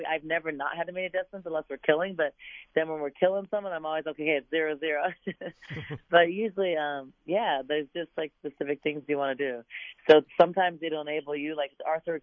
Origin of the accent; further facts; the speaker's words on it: San Diego, California, United States; now in Arizona, United States; Getting kids from my hometown, from a good friend's program, you know, a great high school that I wish I would have gone to when I was in San Diego